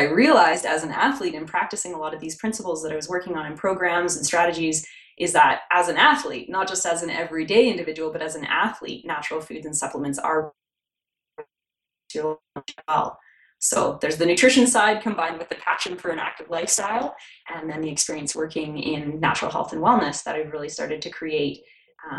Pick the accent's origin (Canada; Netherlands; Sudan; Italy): Canada; Calgary, Alberta; also born or lived in New Orleans, Louisiana, United States; spent the better part of my youth growing up there, actually just outside of Calgary in the foothills